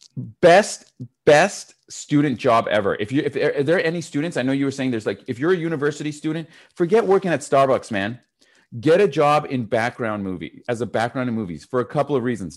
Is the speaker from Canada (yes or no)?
yes; Canada; also born or lived in Montreal; I'm Canadian.